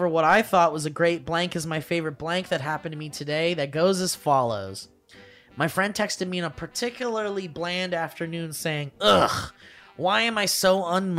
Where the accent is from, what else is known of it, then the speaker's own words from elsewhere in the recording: Connecticut, United States; Back in the golden age of 2019, I went to go see a comedian in my home state of Connecticut. Shout out to Nutmeggers."